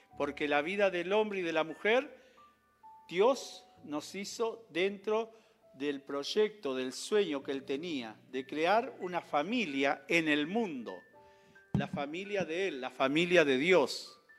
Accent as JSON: {"language": "Spanish", "region": "Neuquén", "country": "Argentina", "also_born_or_lived": "Cipolletti", "said": "yo Neuquén lo tengo como mi provincia."}